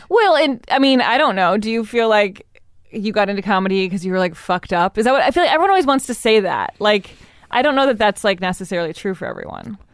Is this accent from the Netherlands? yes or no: no; Evanston, Illinois, United States; I grew up in Evanston